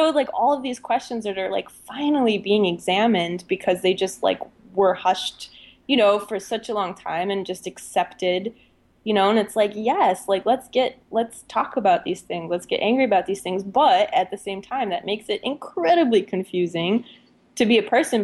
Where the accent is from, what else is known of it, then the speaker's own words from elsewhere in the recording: Germany; I especially growing up in Germany